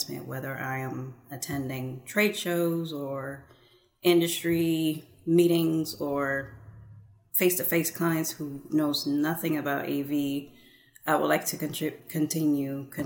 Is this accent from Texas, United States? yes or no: yes; Houston, Texas, United States; moved away as an adult; also born or lived in California; Houston is my home city